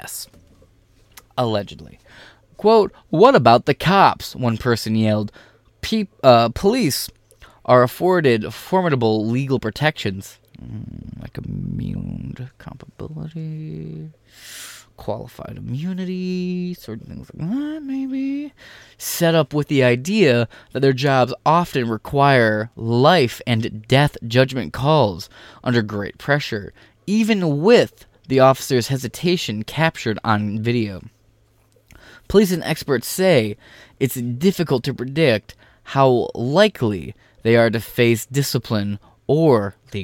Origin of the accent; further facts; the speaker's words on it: Michigan, United States; I'm from Michigan